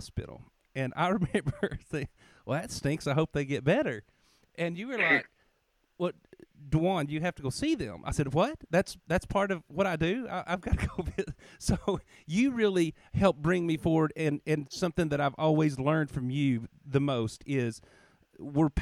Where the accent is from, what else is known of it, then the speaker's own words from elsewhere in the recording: United States; the Russellville Church, which is near my hometown